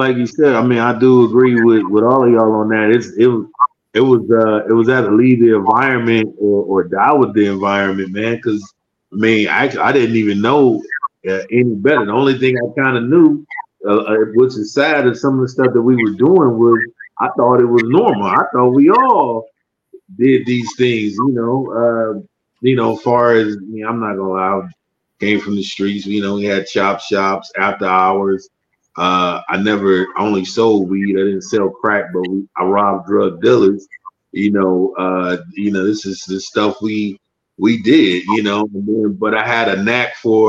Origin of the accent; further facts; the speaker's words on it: Detroit, Michigan, United States; We're from Detroit.